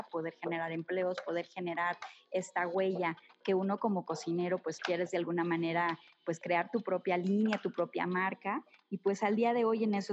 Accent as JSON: {"language": "Spanish", "town": "Cuernavaca", "region": "Morelos", "country": "Mexico", "tie": "born or raised there", "said": "yo nací aquí en Cuernavaca, yo soy mm. morelense 100% y me siento súper orgullosa"}